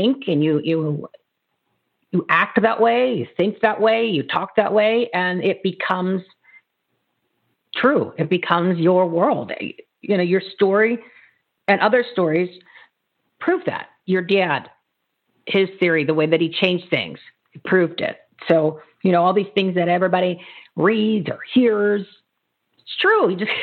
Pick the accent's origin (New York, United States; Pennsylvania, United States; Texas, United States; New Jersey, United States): New Jersey, United States; I grew up in New Jersey